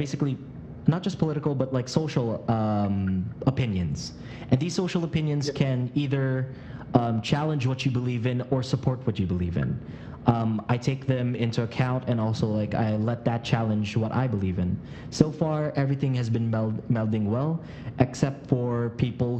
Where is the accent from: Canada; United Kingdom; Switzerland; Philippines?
Philippines; also born or lived in United States; I was born in America, but I was raised here in the Philippines.